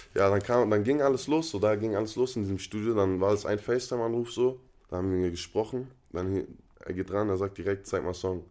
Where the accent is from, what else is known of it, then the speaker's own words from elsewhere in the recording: Freiburg, Baden-Württemberg, Germany; also born or lived in North Rhine-Westphalia / Palestine; da hat man halt seine Jugend in Freiburg verbracht